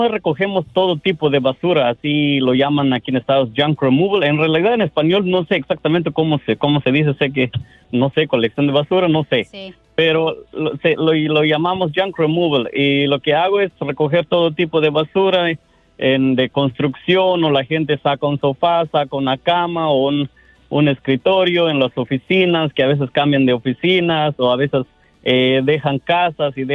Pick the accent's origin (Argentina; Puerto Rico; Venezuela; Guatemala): Guatemala; now in Los Angeles, United States; Guatemala, yo soy de Guatemala y pues este ya llevo 10 años en este país